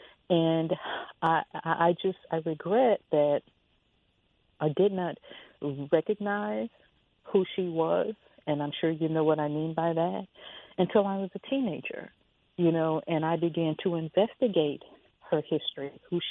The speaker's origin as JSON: {"language": "English", "town": "Chicago", "region": "Illinois", "country": "United States", "said": "I am from Chicago"}